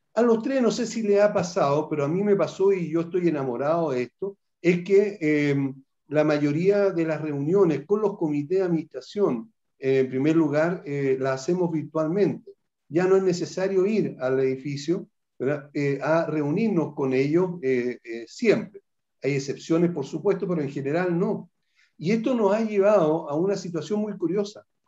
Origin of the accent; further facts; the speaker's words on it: Chile; aquí en nuestro país